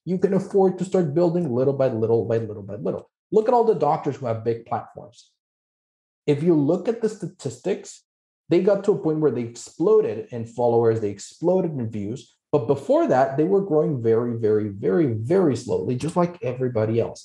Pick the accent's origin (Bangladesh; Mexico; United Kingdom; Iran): Mexico; moved away; I'm originally from Mexico, that's where I'm licensed.